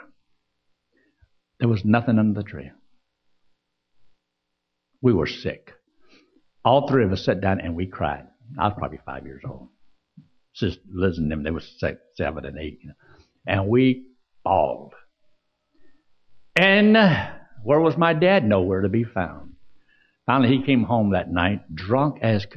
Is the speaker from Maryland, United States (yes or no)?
no; Georgia, United States; also born or lived in Pennsylvania; I was just a little brat there in Georgia. Now, I was born in Pennsylvania. That's how I got my nickname, …. Later, my dad moved down to Georgia